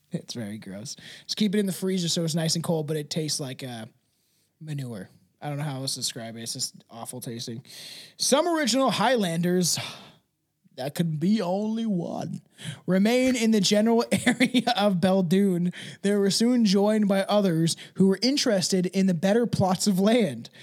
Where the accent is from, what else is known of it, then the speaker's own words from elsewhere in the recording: Canada; I'm Canadian